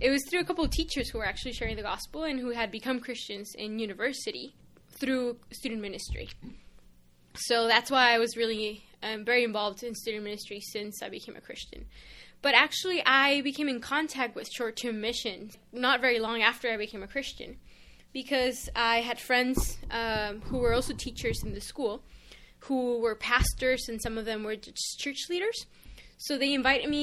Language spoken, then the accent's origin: English; Tijuana, Baja California, Mexico; moved away as an adult; also born or lived in Regent College (Vancouver, Canada); now in Vancouver, Canada; I am from Mexico, from Tijuana